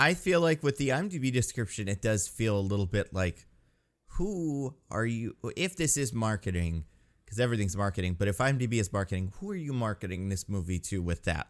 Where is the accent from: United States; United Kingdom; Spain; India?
United States; New Jersey; moved away; when I was a kid in Jersey